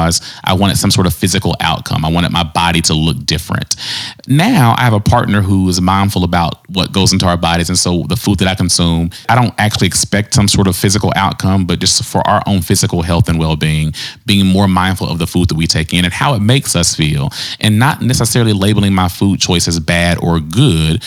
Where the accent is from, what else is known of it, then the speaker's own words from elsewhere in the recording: the South, United States; I was raised in the South